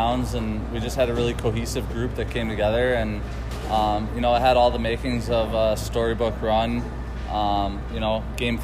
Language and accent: English; Elmhurst, Illinois, United States; moved away as an adult; also born or lived in Toronto; I was going to have an opportunity to play professional hockey in my hometown